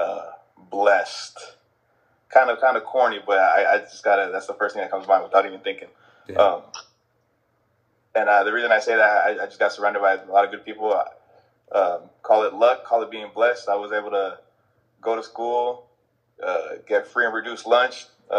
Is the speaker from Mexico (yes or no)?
no; San Bruno, California, United States; also born or lived in San Francisco / San Mateo; I grew up in the city of San Bruno